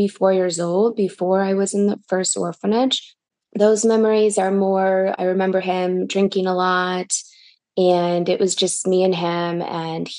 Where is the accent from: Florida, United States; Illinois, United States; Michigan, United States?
Michigan, United States; English is a second language; moved away as an adult; also born or lived in St. Petersburg, Russia; now in Los Angeles, United States; I grew up in Michigan and now I'm here